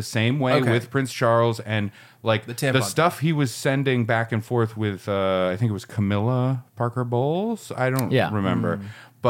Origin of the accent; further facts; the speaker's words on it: Ireland; I'm Irish, so fuck off.